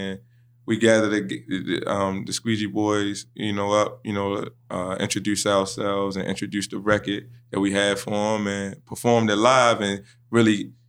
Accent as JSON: {"language": "English", "town": "Baltimore", "region": "Maryland", "country": "United States", "tie": "born or raised there", "said": "I'm from West Baltimore."}